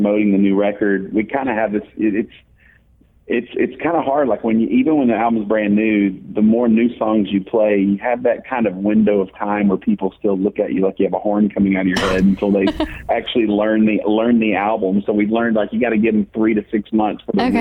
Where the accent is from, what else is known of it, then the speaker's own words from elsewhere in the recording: Dallas, Texas, United States; I grew up in Dallas